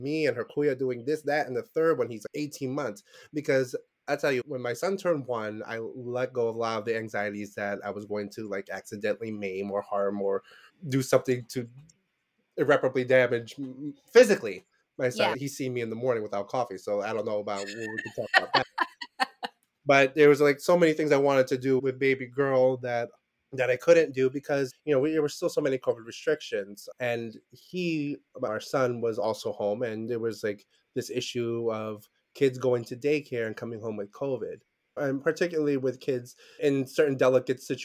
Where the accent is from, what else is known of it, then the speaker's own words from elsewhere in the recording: New York City, New York, United States; I was born and raised in Brooklyn